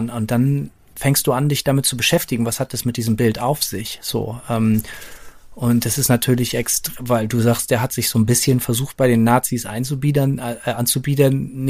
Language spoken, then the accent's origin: German; Bremen, Germany; wir sind ja beide Bremer, wir sind mit diesem Relief aufgewachsen in der Bremer Innenstadt